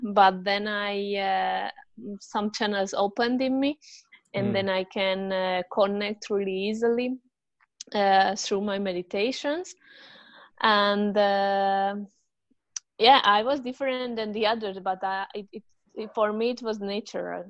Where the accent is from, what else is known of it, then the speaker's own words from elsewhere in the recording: Hungary; moved away as an adult; also born or lived in southern Spain; now in Spain; I'm from Hungary, but I'm living in South Spain 7 years now